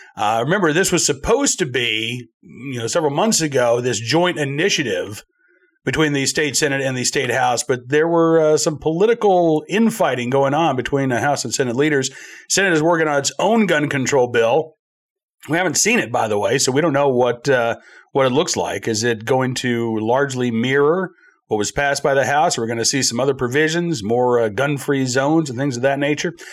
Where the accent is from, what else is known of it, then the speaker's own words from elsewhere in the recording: Massachusetts, United States; moved away; I was born in Massachusetts